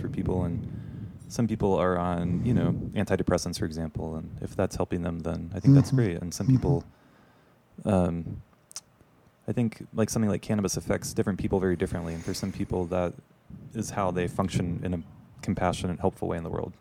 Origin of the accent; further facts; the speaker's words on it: the Bible Belt, the South, United States; I grew up in the Bible Belt